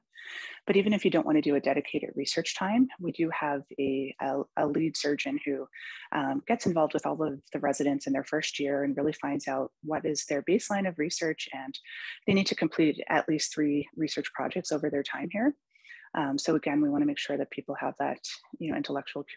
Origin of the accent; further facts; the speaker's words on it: Newfoundland and Labrador, Canada; now in Vancouver, Canada; I come from Newfoundland